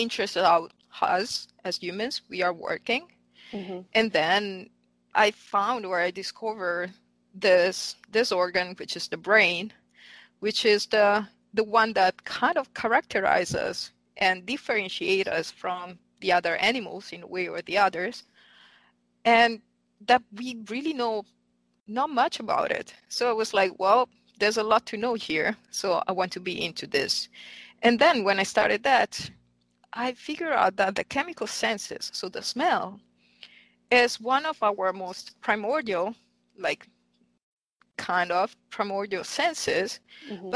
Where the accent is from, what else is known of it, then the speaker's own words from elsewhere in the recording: Milan, Lombardy, Italy; English is a second language; moved away as an adult; also born or lived in Heidelberg, Germany; now in Philadelphia, United States; I'm actually Italian. So I'm from Milan, and I actually studied in Italy